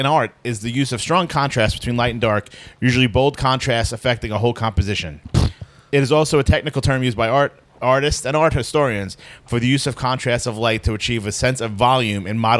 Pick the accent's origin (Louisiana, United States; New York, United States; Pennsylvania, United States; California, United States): New York, United States; New York City; we're from Brooklyn.